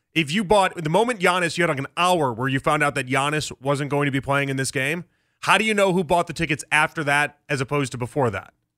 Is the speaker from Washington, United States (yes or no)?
no; Chicago, Illinois, United States; I grew up in Chicago in the nineties